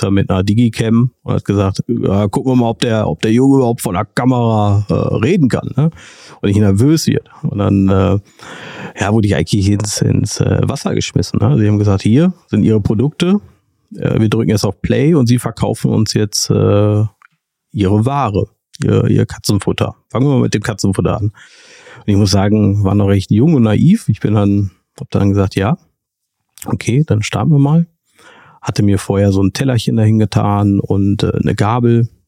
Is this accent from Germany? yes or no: yes; Castrop-Rauxel, North Rhine-Westphalia, Germany; Ich komme aus dem wunderschönen Kassel-Rauxel neben Dortmund.